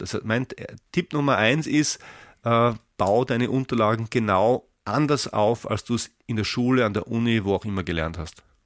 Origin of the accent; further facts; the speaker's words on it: Austria; ich bin Österreicher